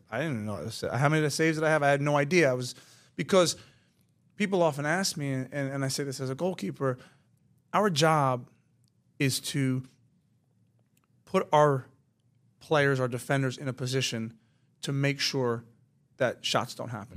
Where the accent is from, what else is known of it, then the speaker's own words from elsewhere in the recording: United States; moved away as an adult; also born or lived in England; I'm, I'm, I'm an American kid